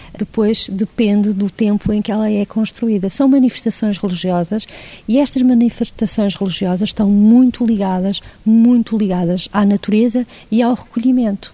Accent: Portugal; ela faz parte da nossa identidade cultural como portugueses que somos

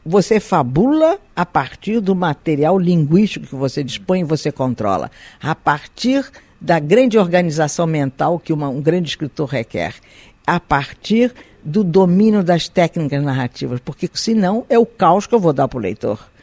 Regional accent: Brazil; also born or lived in Galicia, Spain; eu me sinto uma brasileira hoje

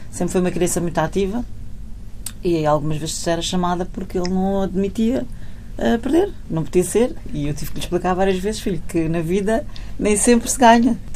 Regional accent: Portugal; Como portuguesa, não é? A pessoa tem sempre aquele sangue quente e.

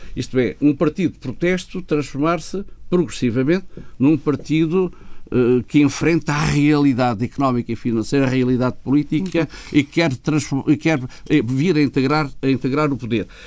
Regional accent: Portugal; como português

